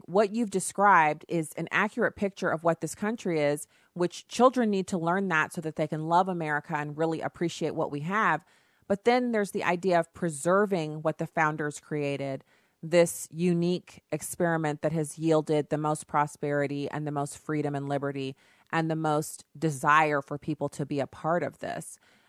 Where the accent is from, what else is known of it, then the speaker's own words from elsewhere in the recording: Germany; I know I grew up in Germany, and in order to be a German citizen, from what I understood as a kid, one of your parents had to be German.